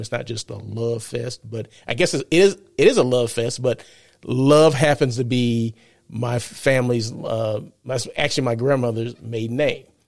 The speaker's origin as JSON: {"language": "English", "town": "Blythe", "region": "California", "country": "United States", "tie": "born or raised there", "moved": "yes", "lives_now": "Los Angeles, United States", "said": "growing up in Blythe, uh, where one hundred and ten degrees"}